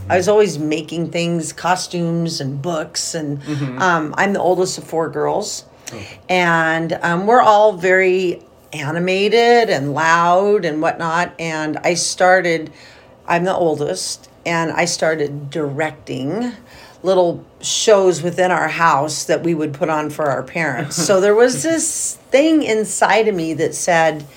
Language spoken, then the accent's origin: English; Salem, Oregon, United States; moved away as an adult; also born or lived in Eugene, Oregon; now in Pendleton, United States; I'm from Salem. I graduated from Salem, South Salem High School